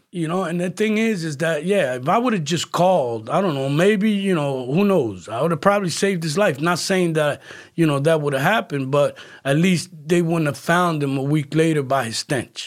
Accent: Camden, New Jersey, United States; moved away as an adult; also born or lived in Philadelphia; now in Florida, United States; I'm originally from New Jersey, uh, city called Camden, okay, uh, Camden County. right across Philadelphia

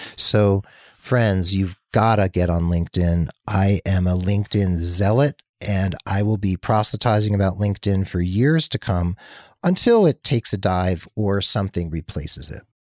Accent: New Jersey, United States; moved away; also born or lived in Massachusetts; New Jersey, my home state, Massachusetts, my adopted home state

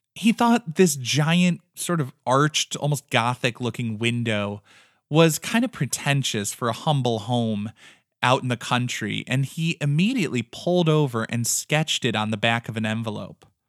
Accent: American Midwest, United States; we are both from the American Midwest

